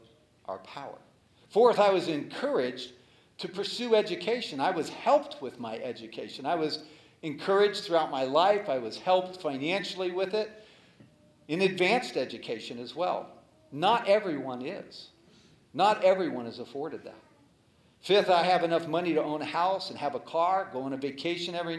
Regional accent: United States; I was born in America

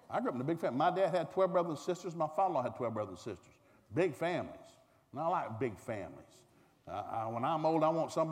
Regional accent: the South, United States; Now, I'm a man from the South.

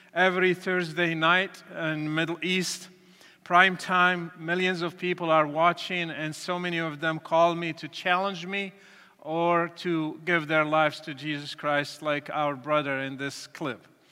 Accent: Morocco; moved away; I was born and raised in Morocco to a Muslim family

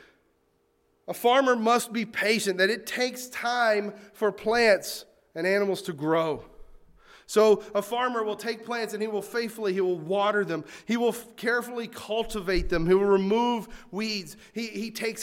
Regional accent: North Carolina, United States; I grew up in North Carolina

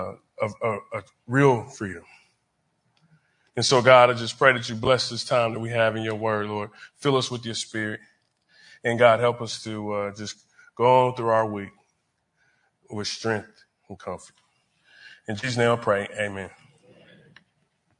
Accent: Wyandotte County, Kansas, United States; I grew up in Wyandotte County

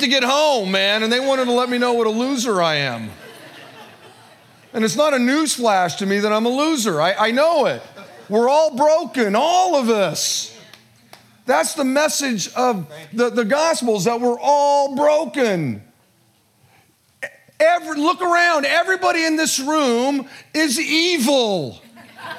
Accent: Modesto, California, United States; born and raised in Modesto

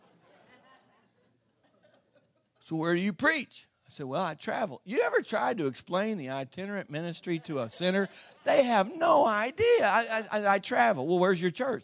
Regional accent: Southeast Missouri, United States; I'm from Southeast Missouri. You can't get more redneck than that.

